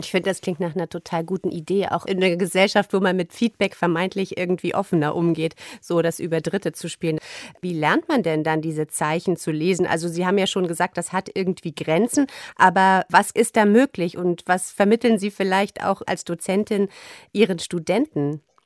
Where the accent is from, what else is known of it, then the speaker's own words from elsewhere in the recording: East Germany, Germany; als Ostdeutsche